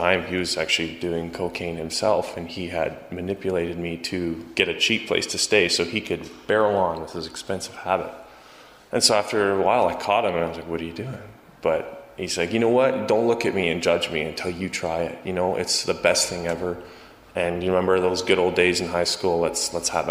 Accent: Calgary, Alberta, Canada; also born or lived in Chilliwack, British Columbia; I'm born in Chilliwack, BC, but I come from Calgary, Alberta.

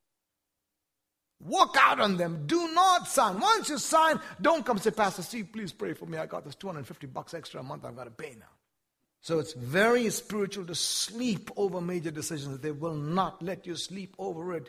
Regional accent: India; now in United States; I wasn't born in the United States. I was born in India, one of the poorest countries in the world.

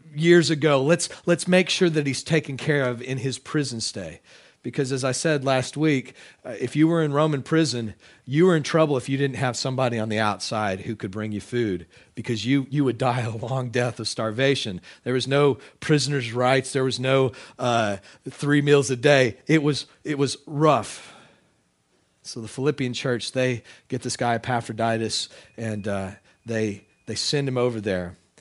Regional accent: Texas, United States; moved away; I am a Texan. Uh, I can still claim Texas citizenship. I've got dual citizenship here.

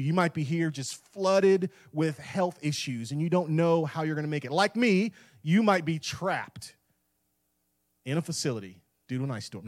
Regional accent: Tampa Bay area, West Central Florida, United States; moved away as an adult; now in Clarksville, United States; I grew up in West Central Florida in the Tampa Bay area

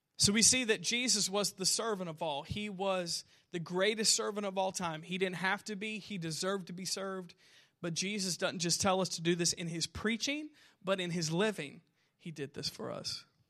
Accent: Southern Indiana, United States; I'm a loser from Southern Indiana

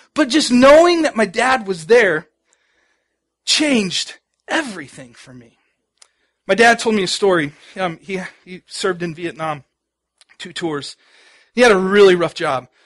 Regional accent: Dallas, Texas, United States; I grew up in Dallas

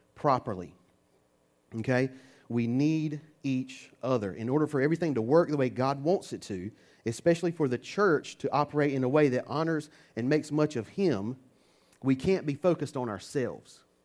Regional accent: United States; I'm American

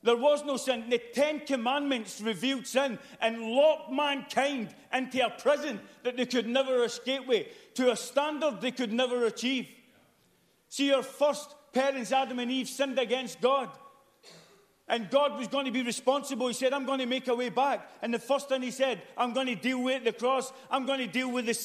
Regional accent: United Kingdom

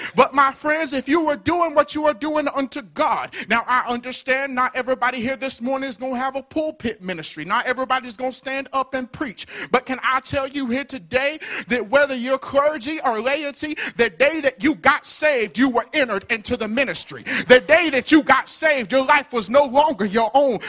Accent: Birmingham, Alabama, United States; Born and raised in Birmingham, Alabama

